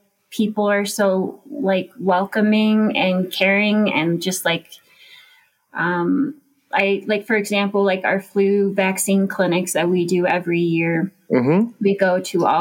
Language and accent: English; Golden, Colorado, United States; moved away as an adult; also born or lived in Santa Cruz, California / Europe; now in Mammoth Lakes, United States; I'm from Golden, Colorado. Born and raised there